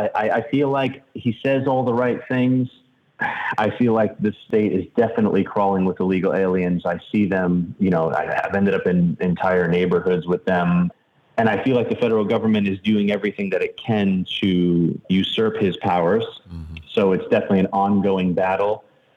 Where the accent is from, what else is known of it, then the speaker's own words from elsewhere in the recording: Miami, Florida, United States; I'm from Miami, actually. I spent a lot of time there.